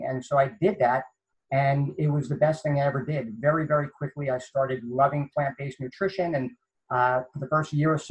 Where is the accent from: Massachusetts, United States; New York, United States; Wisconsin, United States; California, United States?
New York, United States; New York City; moved away; also born or lived in the South (US); I grew up in Queens, New York